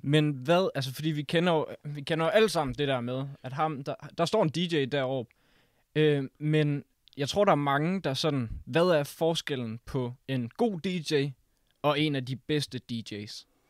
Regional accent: Risskov, Central Denmark Region, Denmark; jeg kommer fra Rigsgaard

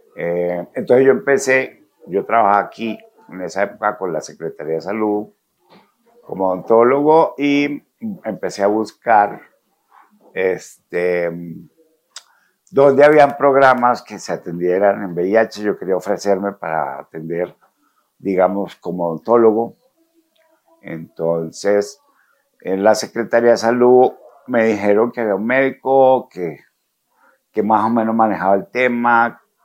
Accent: Ocaña, Norte de Santander, Colombia; yo soy de Ocaña, norte de Santander

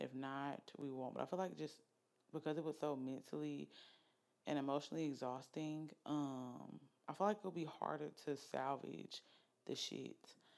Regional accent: Oxford, Alabama, United States; moved away as an adult; also born or lived in Norfolk, Virginia; now in Birmingham, United States; I'm from Oxford, Alabama, raised. I was not born in Oxford. I was born in Norfolk, Virginia

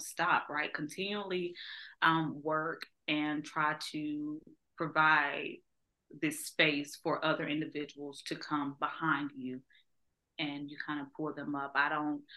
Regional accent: Georgia, United States; moved away; I grew up on a farm, right? So I'm from Georgia, so I grew up on a farm

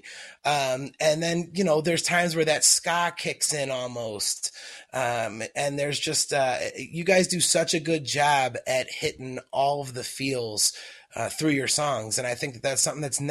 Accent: Philadelphia, Pennsylvania, United States; I grew up in Philadelphia

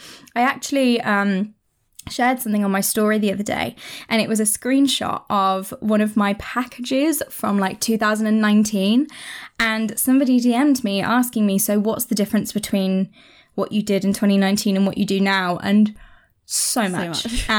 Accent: United Kingdom; we're British

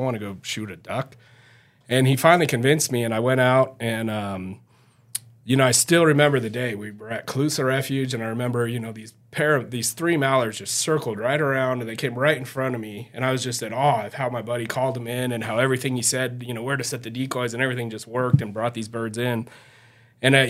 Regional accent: South Lake Tahoe, California, United States; also born or lived in Santa Barbara; I grew up in South Lake Tahoe, pretty small town

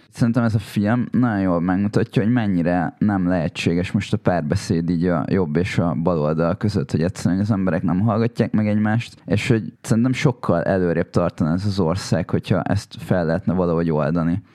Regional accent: Hungary; nekem az az identitásom, hogy magyar vagyok

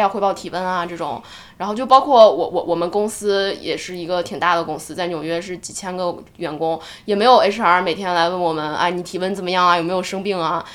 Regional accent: China; now in United States; 我们一个中国人在美国体验着所谓的封城

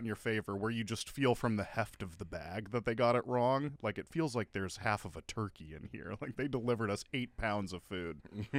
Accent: Midwest, United States; As a Midwesterner

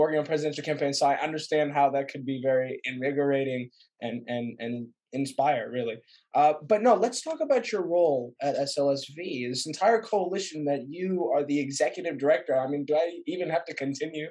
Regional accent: Dublin, California, United States; I'm from Dublin, California

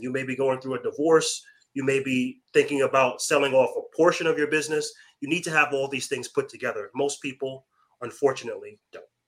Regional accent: Long Island, New York, United States; moved away; Originally from Long Island, New York.

